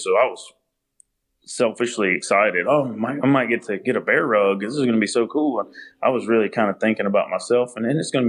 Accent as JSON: {"language": "English", "town": "Minden", "region": "Louisiana", "country": "United States", "tie": "born or raised there", "also_born_or_lived": "Heflin, Louisiana", "said": "grew up in Louisiana. I was born there in North Louisiana"}